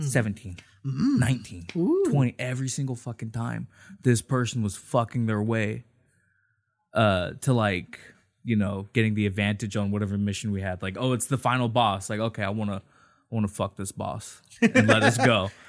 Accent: Anaheim, California, United States; also born or lived in Santa Ana; I was born in Santa Ana. I've lived in Anaheim most of my life.

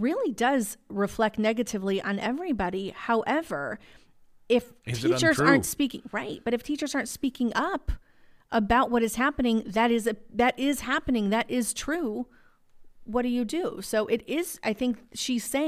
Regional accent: Illinois, United States; I'm from Illinois

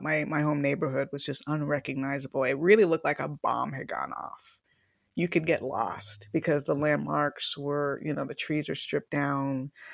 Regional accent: Miami, Florida, United States; moved away as an adult; also born or lived in Longview, Washington; I was from Miami, which is a very cosmopolitan and lively city

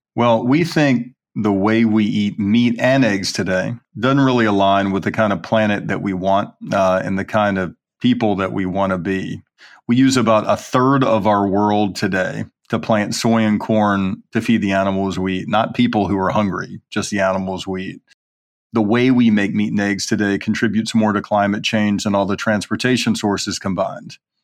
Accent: Birmingham, Alabama, United States; I grew up in Birmingham, Alabama, eating eggs and butter and bacon, you know, for breakfast

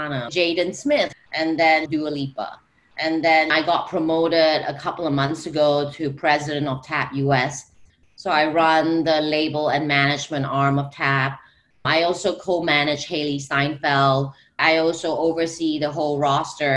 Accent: Singapore; moved away; I am originally from Singapore

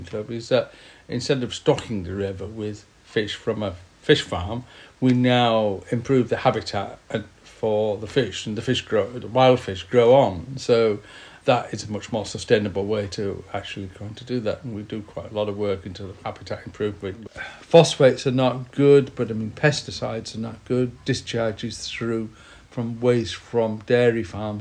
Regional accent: Yorkshire and the Humber, United Kingdom; accent: northern; also born or lived in Kew; now in Tisbury, United Kingdom; I was brought up in West Yorkshire

